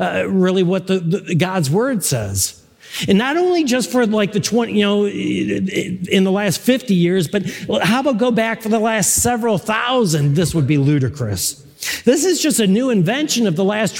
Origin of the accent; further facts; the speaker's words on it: Buffalo, New York, United States; moved away; I'm originally from Buffalo.